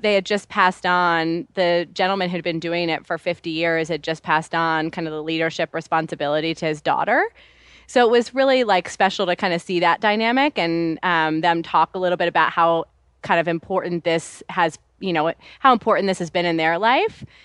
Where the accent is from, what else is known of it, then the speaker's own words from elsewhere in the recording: New York City, New York, United States; I grew up in New York City